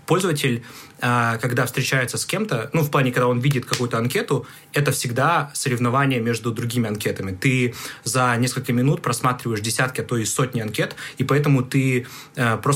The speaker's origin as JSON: {"language": "Russian", "region": "Bishkek", "country": "Kyrgyzstan", "said": "Ну, наверное, для контекста нужно сказать, что я а, приехал из другого города, я приехал из Бишкека. Вот, Бишкек – столица мира, как мы сейчас"}